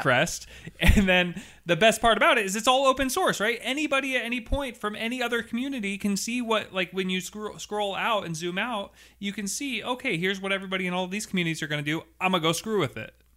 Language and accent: English; Seattle, Washington, United States; I'm from Seattle